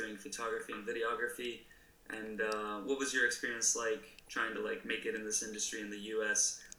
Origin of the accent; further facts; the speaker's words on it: Greece; I'm from Greece.